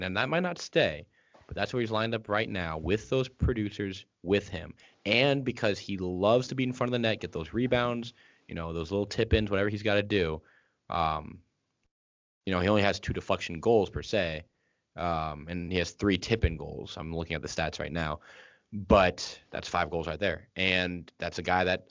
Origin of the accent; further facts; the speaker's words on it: Tampa, Florida, United States; moved away as an adult; now in Chicago, United States; I am from Tampa. I've been there since I was 5 years old. So I moved there, and I lived there until I went to college